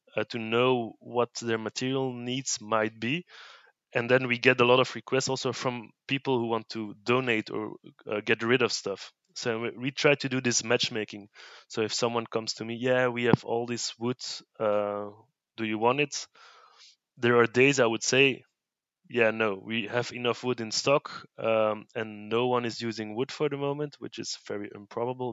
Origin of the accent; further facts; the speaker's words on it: Brussels, Brussels-Capital Region, Belgium; English is a second language; I've been born in Brussels, uh, lived in Brussels all my life